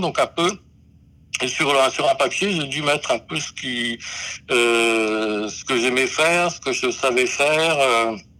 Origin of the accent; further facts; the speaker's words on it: Brest, Brittany, France; je suis né à Brest